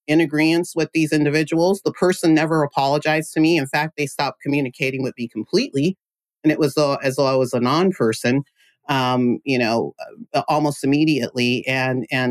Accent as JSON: {"language": "English", "area": "Central Valley", "region": "California", "country": "United States", "said": "I'm from the Central Valley, California, small town called Loury"}